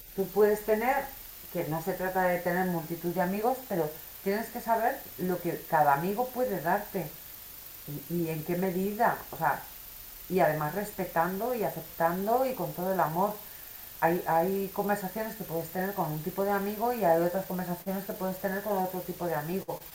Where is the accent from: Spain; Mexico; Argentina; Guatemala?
Spain; soy española